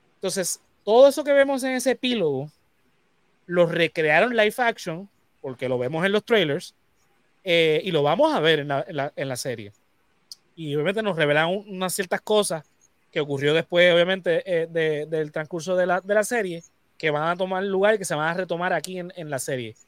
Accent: Puerto Rico; nosotros, como puertorriqueños, que somos parte de Latinoamérica

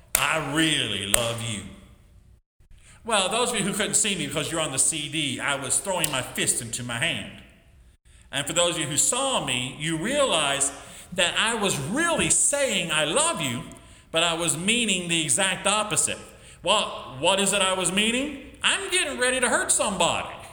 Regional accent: West Virginia, United States; also born or lived in Michigan / Chicago; I grew up primarily in West Virginia, but also lived in uh, lived in Michigan, lived in Chicago

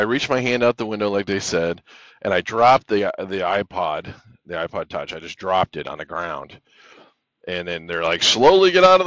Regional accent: Los Angeles, California, United States; moved away; I grew up in Los Angeles

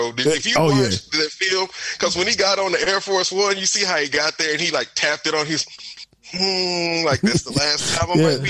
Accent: Texas, United States; I'm from Texas.

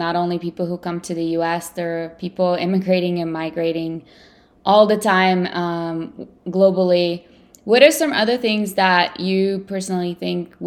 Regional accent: Ukraine; first language Russian; English is a second language; now in United States; And I was born in the Ukraine, but I'm a native Russian speaker.

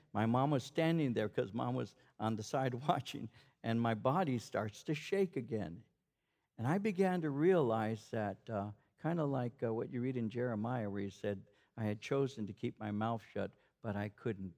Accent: Norwalk, California, United States; I grew up in Norwalk

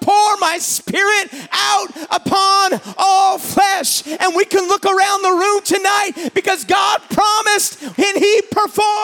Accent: New Brunswick, Canada; growing up in New Brunswick is that we, for a most part, for a long time, have been a monoculture community

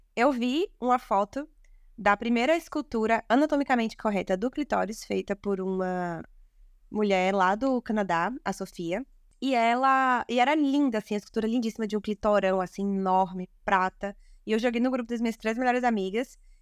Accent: Salvador, Bahia, Brazil; falo aqui de Salvador, nasci e me criei aqui na Bahia

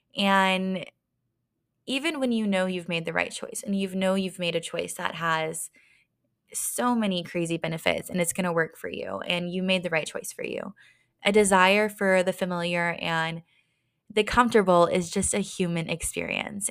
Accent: Texas, United States; moved away as an adult; also born or lived in Dallas, Texas / Las Vegas, Nevada; now in Denver, United States; grew up in my hometown, smaller town in Texas

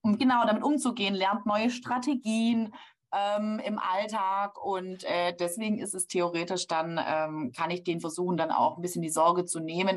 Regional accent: Baden-Württemberg, Germany; bei uns in Baden-Württemberg

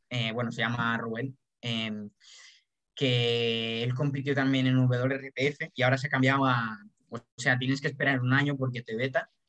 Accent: Colombia; Soy colombiano.

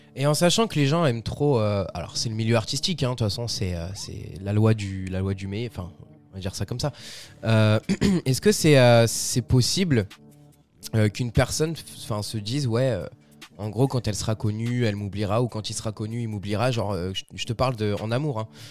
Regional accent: France; chez nous en France

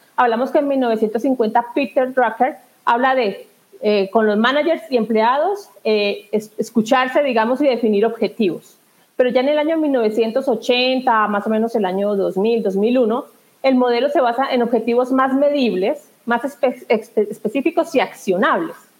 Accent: southern Colombia, Colombia; also born or lived in Spain / England; now in Bogotá, Colombia; Yo soy del sur de Colombia y, bueno, por motivos de trabajo estoy acá en Bogotá, en la capital

